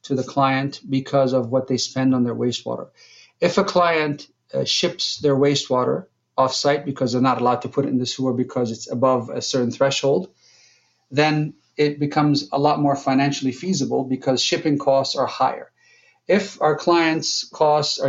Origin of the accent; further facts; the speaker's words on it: Jordan; moved away as an adult; now in United States; I'm from Jordan. So I came to the United States to go to college